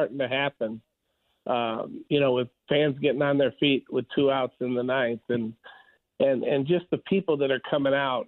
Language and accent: English; Chicago, Illinois, United States; now in Wichita, United States; I grew up in Chicago